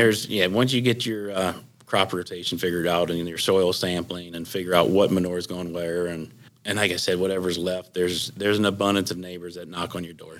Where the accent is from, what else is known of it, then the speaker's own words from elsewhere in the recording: Leipsic, Ohio, United States; I'm from Lipsick, Ohio, small town in northwestern Ohio here